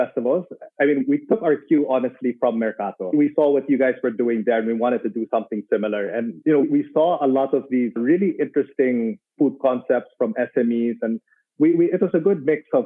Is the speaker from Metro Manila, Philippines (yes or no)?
yes; Manila, Metro Manila, Philippines; moved away as an adult; now in Davao, Philippines; I was born in Manila.